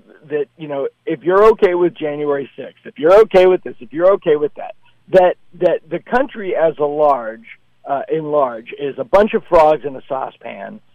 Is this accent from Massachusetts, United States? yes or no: yes; Boston, Massachusetts, United States; also born or lived in Hopedale-Milford area; It's my hometown